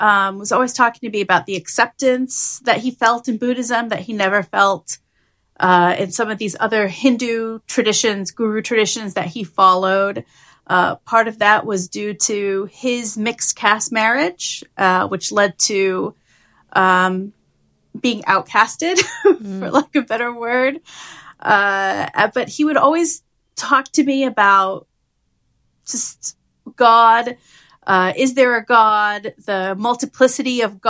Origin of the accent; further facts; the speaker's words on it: London, United Kingdom; now in United States; I was born in London, and my mother's side of the family is Ugandan and Tanzanian